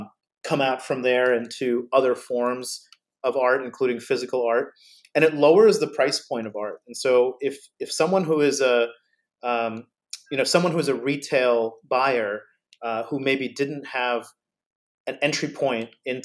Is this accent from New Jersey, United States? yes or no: yes; New Jersey, United States; but she comes from New Jersey. I grew up in New Jersey as well.